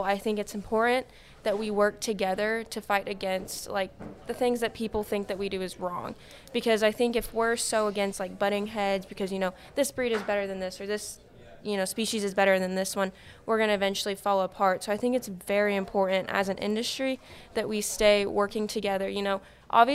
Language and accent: English; Midwest, United States; I'm from the Midwest